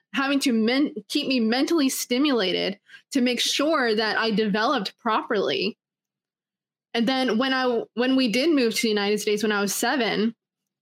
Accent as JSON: {"language": "English", "country": "Canada", "tie": "born or raised there", "said": "I was born in Canada"}